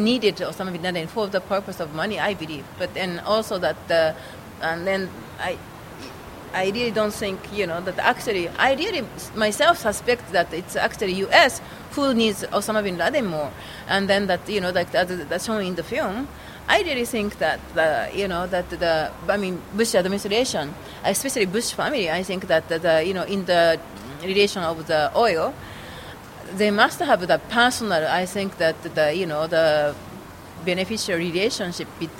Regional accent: Kyoto, Japan; I was born in Kyoto and my family is in Kyoto

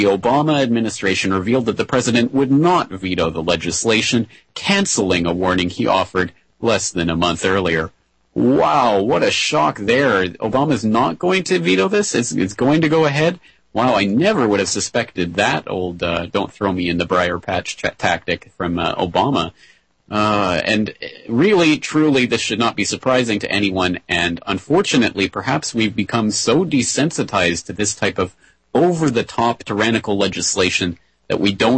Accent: Canada; now in Japan; as a Canadian

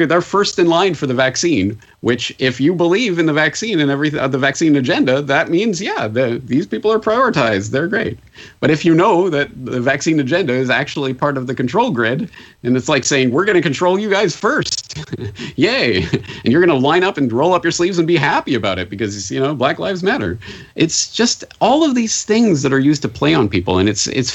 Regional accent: Canada; now in Japan; I'm a Canadian in Japan

